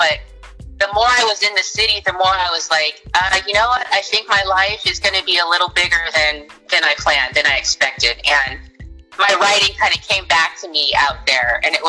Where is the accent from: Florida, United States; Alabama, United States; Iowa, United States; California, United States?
California, United States; Orange County; also born or lived in New York; I grew up in Orange County, California